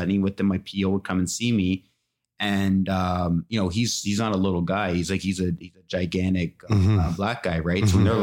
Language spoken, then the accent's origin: English; near Toronto, Ontario, Canada; moved away as an adult; now in Ottawa, Canada; I'm from more closer to Toronto